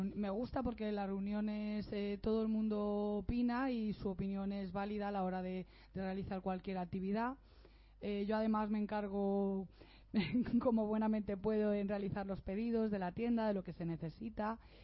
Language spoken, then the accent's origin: Spanish; Elda, Valencian Community, Spain; now in Alicante, Spain; soy de Ella llevo cinco años viviendo en Alicante